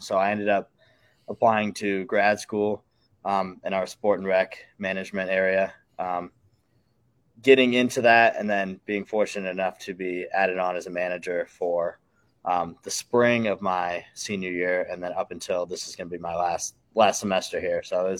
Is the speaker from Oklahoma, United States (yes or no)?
no; Peoria, Illinois, United States; moved away as an adult; now in Iowa City, United States; So I'm from Peoria, Illinois. Big Iowa family, though. Both my parents went here, graduated in 94, 95. I got some family from Cedar Rapids as well.